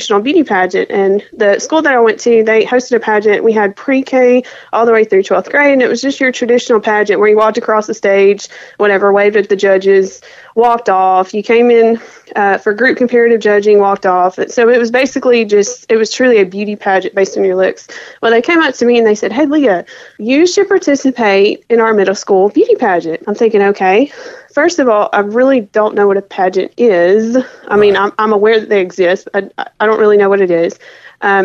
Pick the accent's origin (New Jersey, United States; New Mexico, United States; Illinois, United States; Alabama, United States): Alabama, United States; Selma; now in Arkansas, United States; I grew up in the smaller town of Selma, which is located right outside of Montgomery.